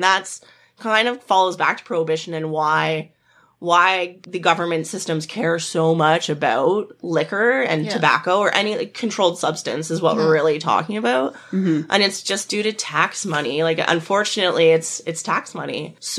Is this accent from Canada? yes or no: yes; Perth, Ontario, Canada; she was from Perth and I was from Perth.